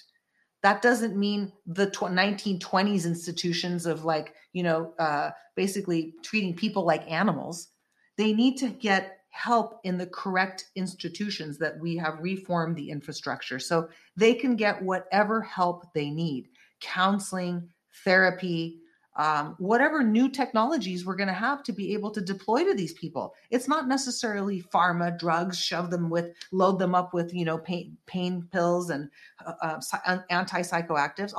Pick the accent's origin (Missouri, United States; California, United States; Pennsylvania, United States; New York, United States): California, United States; the Bay Area; also born or lived in San Francisco; I lived in San Francisco for 12 plus years, and I lived in the Bay Area. I'm from the Bay Area.